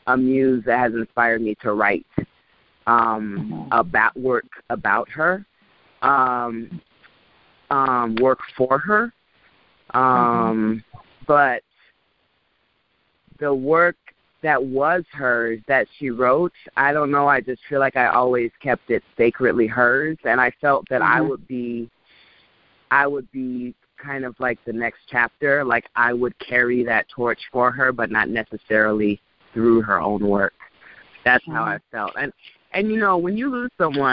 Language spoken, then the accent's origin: English; Orange County, California, United States; born and raised in Orange County, California